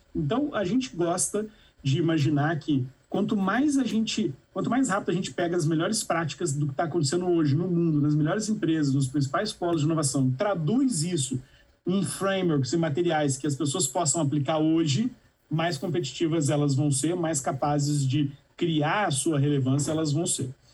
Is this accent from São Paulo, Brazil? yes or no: no; a town in the interior of Minas Gerais, Brazil; fundei a Startse numa cidade no interior de Minas Gerais com 13 mil habitantes. É, e lá na minha cidade, é, não existiam muitas opções para quem nasce lá